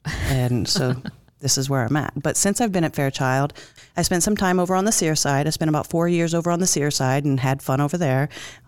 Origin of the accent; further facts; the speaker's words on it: Alabama, United States; also born or lived in Minot, North Dakota; I was born in Minot, North Dakota. I don't remember it. I don't really claim it, only because I was a baby when we moved. I do claim Alabama.